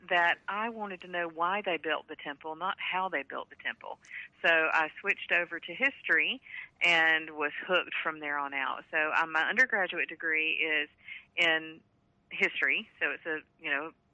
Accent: Rome, Georgia, United States; I grew up in Rome, Georgia, in a little suburb just outside the city

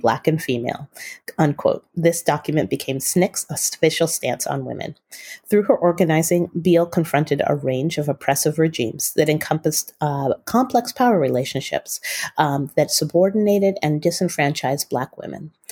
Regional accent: Utah, United States; also born or lived in Bay Area, California; we moved from the Bay Area to Utah County, and that's where I attended high school

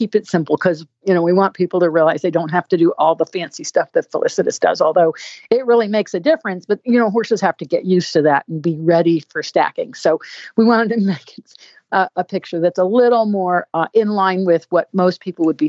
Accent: Connecticut, United States; moved away; I'm from Connecticut. I'm a New Englander.

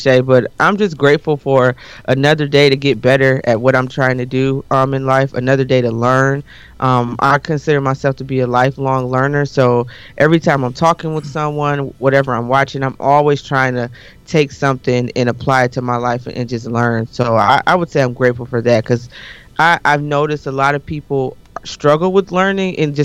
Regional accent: Detroit, Michigan, United States; also born or lived in Eastpointe, Michigan; I was born and raised in Detroit, went to school in Detroit

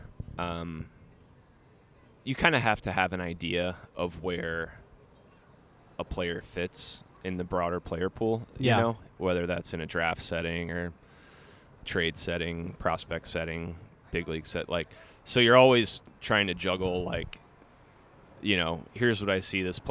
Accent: Tampa, Florida, United States; moved away as an adult; I grew up in Tampa, Florida.

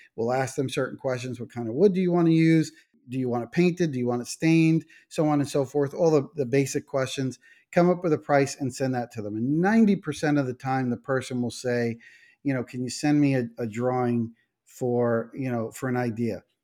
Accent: New York, United States; we're from New York

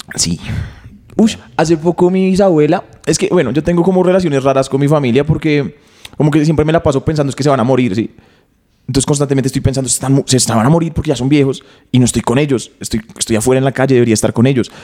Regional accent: Bogotá, Colombia; yo crecí acá en Bogotá

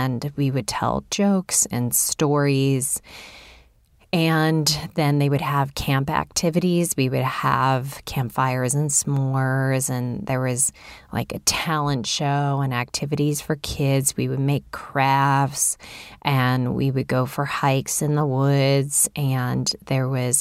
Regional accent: Chicago, Illinois, United States; I grew up in Chicago, in the city.

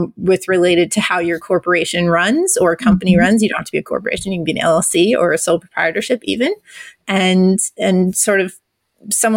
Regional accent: Iowa, United States; also born or lived in New Hampshire / Nantucket Island, Massachusetts / Wyoming; now in Austin area, Texas, United States; I was born in New Hampshire, but I mostly grew up in Iowa, so kind of a Midwestern girl

